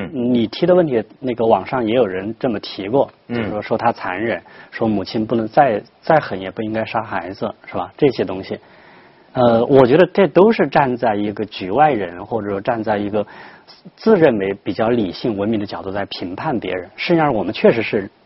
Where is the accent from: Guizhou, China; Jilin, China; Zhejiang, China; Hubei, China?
Hubei, China; 我小时候也在村里面那个生活嘛，我们知道他，他这种情况在我们湖北那种地方也叫独户